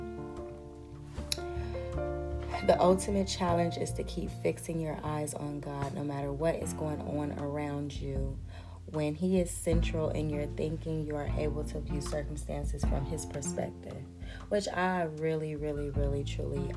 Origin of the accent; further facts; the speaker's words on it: United States; I'm an American